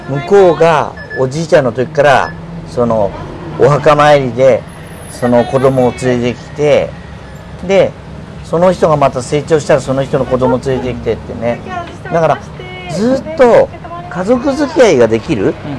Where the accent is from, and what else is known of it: Tokyo, Japan; born or raised there